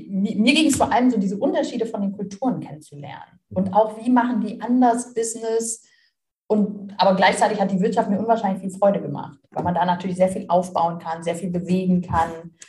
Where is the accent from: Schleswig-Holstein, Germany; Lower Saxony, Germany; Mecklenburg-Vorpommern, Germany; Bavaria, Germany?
Lower Saxony, Germany; Melle; bis ich Abitur gemacht habe, wollte ich nie weg aus meiner Heimatstadt. Das ist Melle, bei Osnabrück ist so ein okay. kleines.